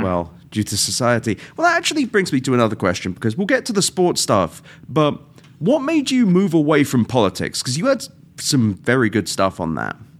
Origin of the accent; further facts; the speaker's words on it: England, United Kingdom; now in United States; being British